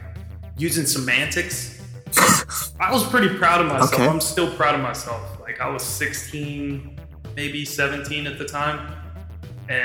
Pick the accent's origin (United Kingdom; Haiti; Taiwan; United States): United States; on the North Carolina border, Virginia; My hometown's right on the border, Virginia, North Carolina